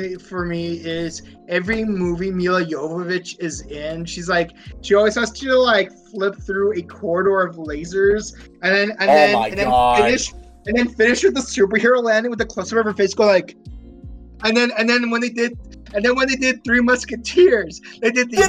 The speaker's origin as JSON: {"language": "English", "country": "Ukraine", "said": "Because keep in mind, she's from my home country."}